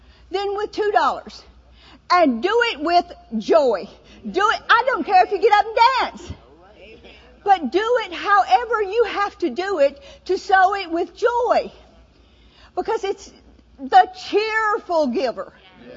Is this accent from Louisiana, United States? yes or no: yes; New Orleans, Louisiana, United States; moved away; also born or lived in Mississippi; I'm from the South, you know, New Orleans